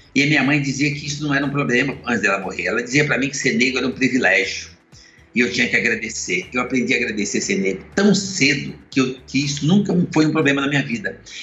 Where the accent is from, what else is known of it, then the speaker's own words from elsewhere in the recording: Minas Gerais, Brazil; now in São Paulo, Brazil; eu sou mineiro